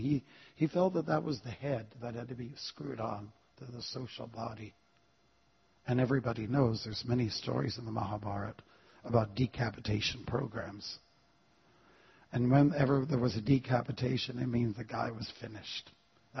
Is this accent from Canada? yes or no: yes; Canada; I'm from Canada.